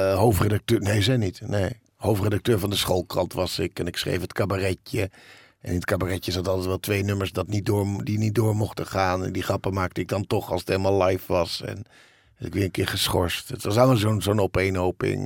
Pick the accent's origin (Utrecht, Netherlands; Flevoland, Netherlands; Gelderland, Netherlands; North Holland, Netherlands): North Holland, Netherlands; Bussum; ik heb een, rijke jeugd gehad. En in het Gooi.